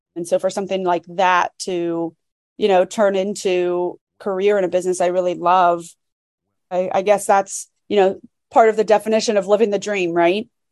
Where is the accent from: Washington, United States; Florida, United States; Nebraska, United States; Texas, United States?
Florida, United States; so I'm from Florida